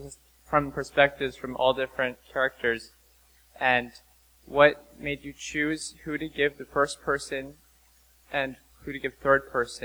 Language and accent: English; New York, United States; I'm from New York.